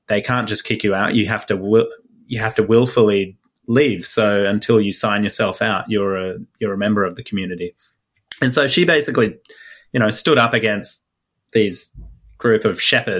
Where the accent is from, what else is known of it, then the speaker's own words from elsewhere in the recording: Australia; I'm an Australian based here